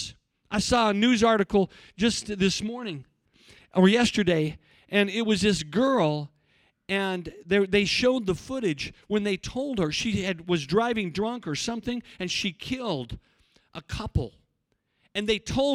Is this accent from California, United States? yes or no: no; Cortez, Colorado, United States; also born or lived in Africa; When I was in the church I grew up in, we had, you have to understand, in Cortez, there's not many African Americans